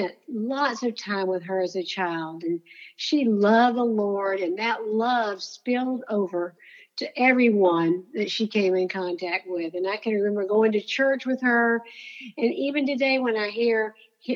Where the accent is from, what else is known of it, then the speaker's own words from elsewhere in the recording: Florida, United States; I grew up in Florida